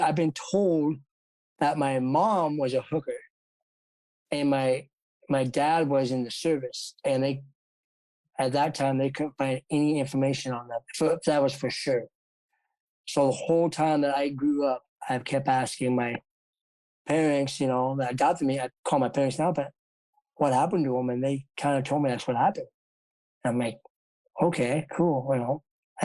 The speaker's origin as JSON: {"language": "English", "area": "Sturgis", "region": "South Dakota", "country": "United States", "tie": "born or raised there", "also_born_or_lived": "Sao Paulo, Brazil", "said": "I'm Stosia, South Dakota, and I was adopted from Sao Paulo, Brazil."}